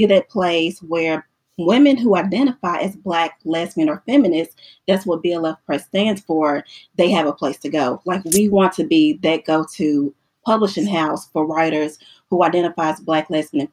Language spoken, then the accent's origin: English; the South, United States; also born or lived in Middle Tennessee; I'm from the South, Stephanie is from the South, and at that point in time, we both were living in the South.